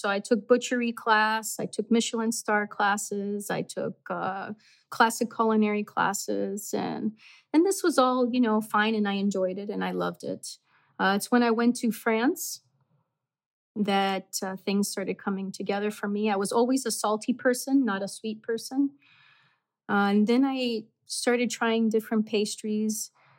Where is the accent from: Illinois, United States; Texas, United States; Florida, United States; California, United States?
Florida, United States; Miami; moved away as an adult; also born or lived in Cádiz, Spain; now in Wisconsin, United States; I was young when we came to the States. Okay. So I grew up in Miami. And then I moved to Wisconsin in 2000.